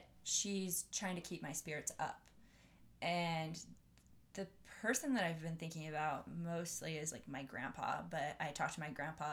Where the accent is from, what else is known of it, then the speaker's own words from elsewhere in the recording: Bakersfield, California, United States; moved away; I grew up in Bakersfield, California, and that's where all my friends and family are from